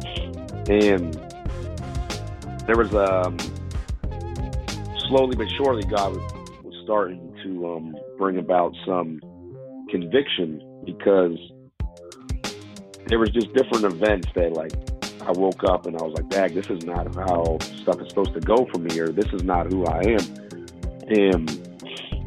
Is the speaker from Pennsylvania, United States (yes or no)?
yes; Pittsburgh, Pennsylvania, United States; I grew up in Pittsburgh.